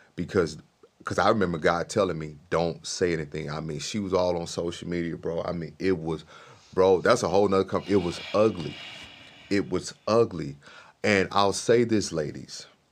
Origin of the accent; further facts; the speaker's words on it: Mississippi, United States; I grew up in Mississippi